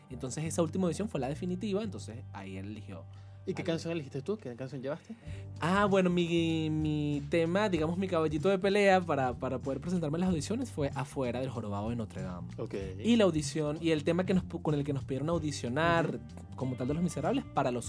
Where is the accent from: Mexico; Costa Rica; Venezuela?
Venezuela; Venezuela es un país muy musical.